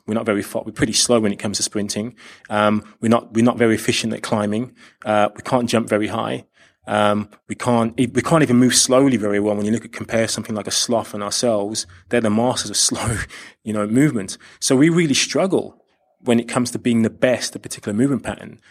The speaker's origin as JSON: {"language": "English", "region": "London", "country": "United Kingdom", "also_born_or_lived": "Australia", "said": "I do hail from, from London. I'm, I am from the U K"}